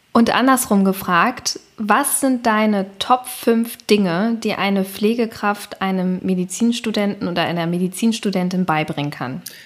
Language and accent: German; Berlin, Germany; ich bin ja selber Berlinerin